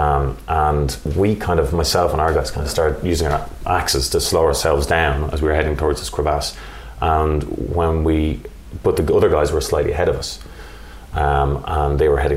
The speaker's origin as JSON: {"language": "English", "country": "Ireland", "said": "we're Irish."}